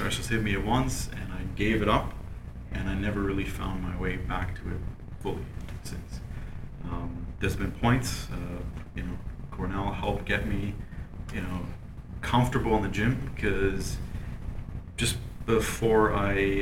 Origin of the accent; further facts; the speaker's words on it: Canada; As a Canadian boy, I just grew up on milk